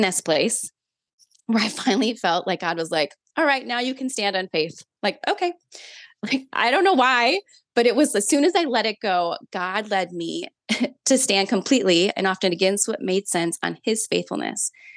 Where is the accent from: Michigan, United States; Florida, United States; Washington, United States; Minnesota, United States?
Minnesota, United States; now in South Carolina, United States; I'm from Minnesota originally, but I currently live in South Carolina